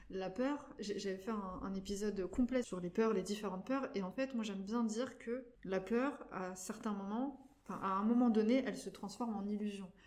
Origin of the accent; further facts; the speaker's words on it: France; also born or lived in North Macedonia; moi, je suis arrivée en, France à 3 ans, puisque je suis née en Macédoine, donc en ex-Yougoslavie.